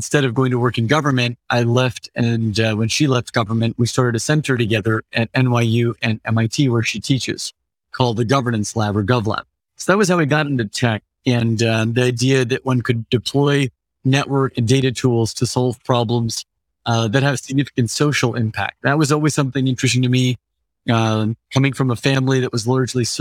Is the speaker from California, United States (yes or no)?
yes; Central Valley, Northern California, United States; now in San Francisco, United States; I grew up in California, largely in Northern California, a couple hours outside San Francisco in the east, in the Central Valley